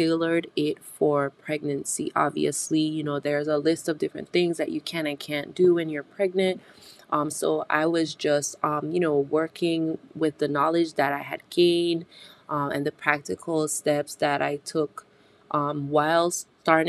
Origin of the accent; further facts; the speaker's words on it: British Virgin Islands; moved away; I'm originally from the British Virgin Islands, and in our Caribbean culture as a whole